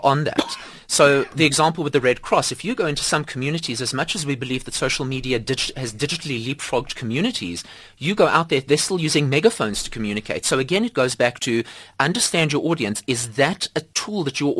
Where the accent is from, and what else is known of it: South Africa